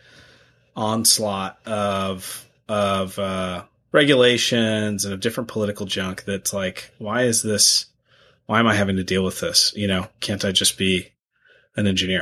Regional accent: Huntsville, Alabama, United States; I just ran a family business workshop here in my hometown here, Huntsville, Alabama

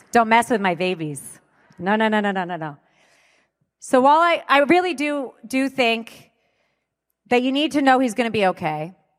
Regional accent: United States; And I hate to say that because I'm an American and I love this country.

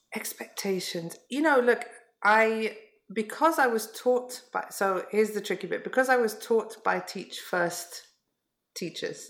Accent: London, United Kingdom; I was mm-hmm. born and born and raised in London

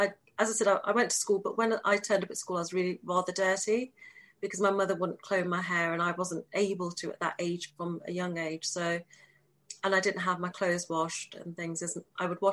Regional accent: England, United Kingdom; I was born, I'm born and bred in the United Kingdom in England, so I'm very English

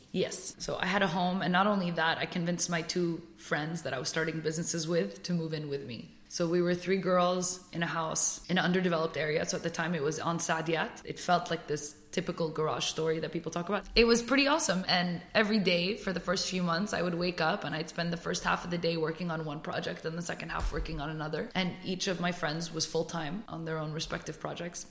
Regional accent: Paris, Île-de-France, France; moved away as an adult; now in United Arab Emirates; I was born and raised in Paris

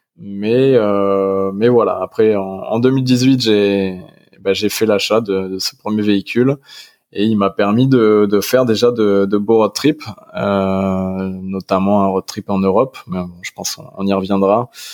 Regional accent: Arras, Hauts-de-France, France; now in Paris region, France; je suis originaire du Nord-Pas-de-Calais. Je suis né à Arras, une petite ville du 62

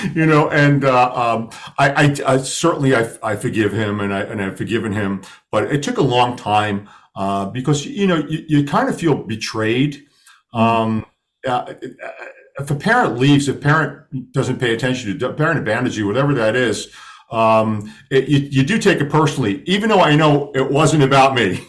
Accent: New York City, New York, United States; growing up in Brooklyn, you know, I, I went to uh, Catholic grammar school and, and Catholic high school

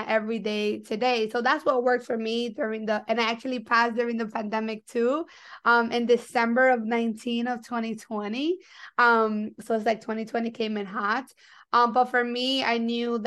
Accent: New York, United States; I'm from New York and I went to Fordham

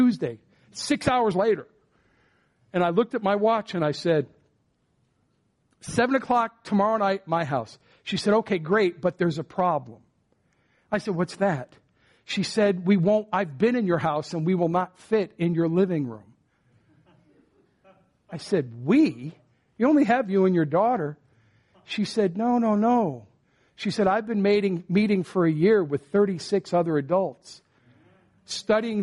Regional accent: Connecticut, United States; moved away as an adult; also born or lived in Virginia / Rhode Island; now in Orlando, United States; I'm from Connecticut. I went to college in Virginia.

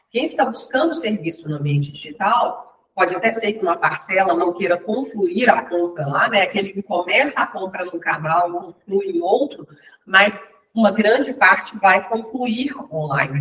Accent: Ponte Nova, Minas Gerais, Brazil; eu nasci em Minas Gerais, na região da Zona da Mata, de Ponte Nova

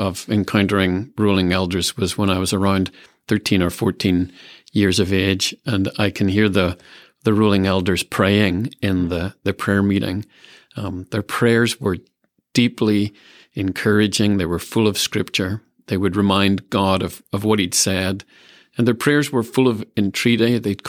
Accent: Ireland; moved away; when I was growing up in Ireland

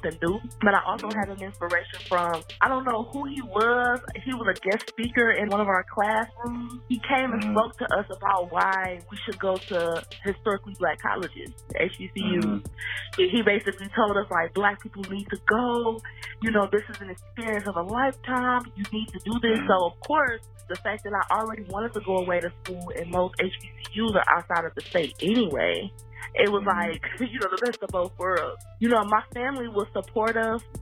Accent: Detroit, Michigan, United States; moved away; I grew up in Detroit

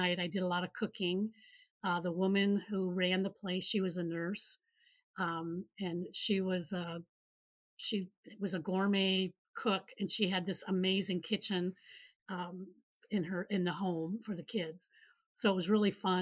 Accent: Michigan, United States; moved away as an adult; also born or lived in Seattle, Washington / Kansas; I grew up in Michigan

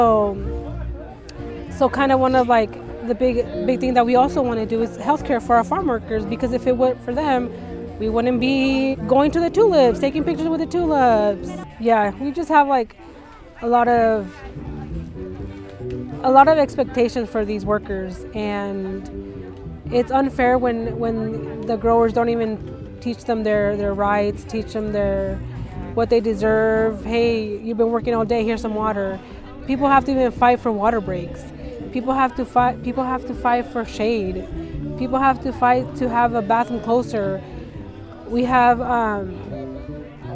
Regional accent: Skagit, Washington, United States; I was born and raised here in Skagit. So my whole life I've lived here

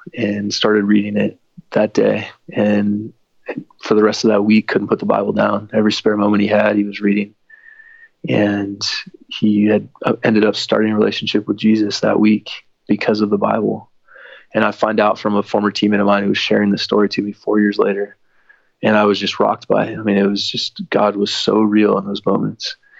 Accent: Dallas, Texas, United States; moved away as an adult; also born or lived in Los Angeles, California; I grew up in Dallas, Texas, going to church every week

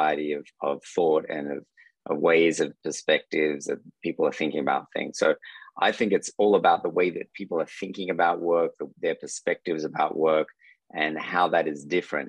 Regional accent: Sydney, New South Wales, Australia; From Australia, from Sydney, Australia.

